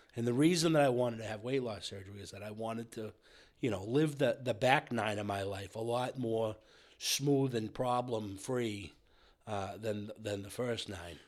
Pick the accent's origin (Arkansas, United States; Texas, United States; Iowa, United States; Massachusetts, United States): Massachusetts, United States; between Brockton and Randolph; now in Bellingham, United States; I came up between Brockton and Randolph